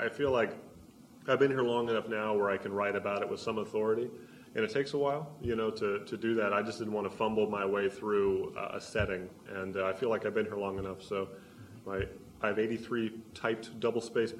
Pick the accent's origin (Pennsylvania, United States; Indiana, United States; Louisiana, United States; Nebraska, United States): Nebraska, United States; now in Baltimore, United States; I love saying I'm from here now, because if I say I'm from Nebraska, it's like I'm saying I'm from some crazy island no one's heard of.